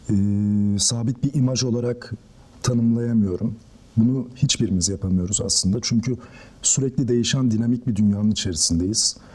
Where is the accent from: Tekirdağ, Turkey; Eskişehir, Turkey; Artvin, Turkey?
Tekirdağ, Turkey; moved away as an adult; now in Istanbul, Turkey; Ağustos 1994'te Tekirdağ'da doğdum. İlk orta öğretimimi ve lise öğretimimi orada tamamladım. Ardından İstanbul'a geldim